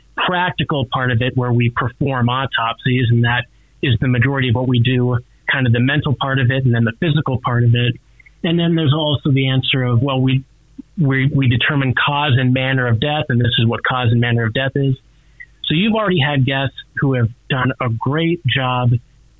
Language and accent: English; northwestern North Dakota, United States; moved away as an adult; now in Billings, United States; I'm originally from North Dakota